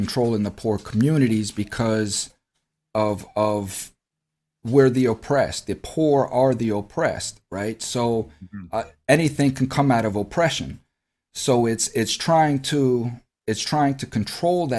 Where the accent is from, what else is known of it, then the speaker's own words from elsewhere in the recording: United States; We, as American citizens, are born into debt